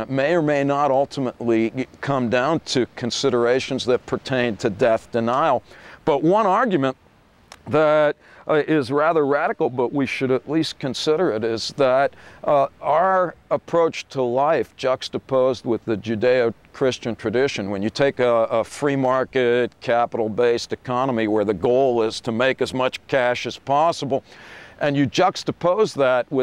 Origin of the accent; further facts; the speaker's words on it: United States; being American